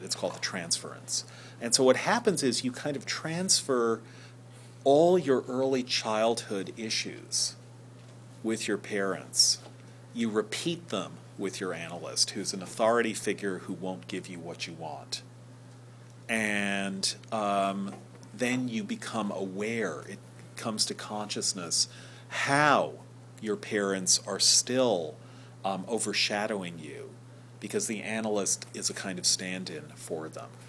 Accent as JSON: {"language": "English", "region": "New York", "country": "United States", "tie": "born or raised there", "said": "my neighborhood movie theater when I grew up in New York"}